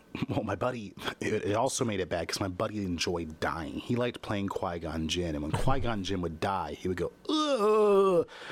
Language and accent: English; Kansas, United States; I grew up in the Midwest in Kansas